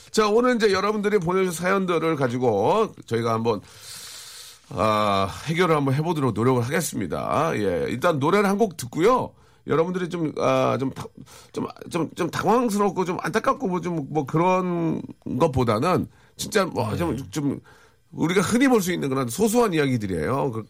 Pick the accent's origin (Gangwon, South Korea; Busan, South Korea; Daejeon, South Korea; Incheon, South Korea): Daejeon, South Korea; 고향이 대전이거든.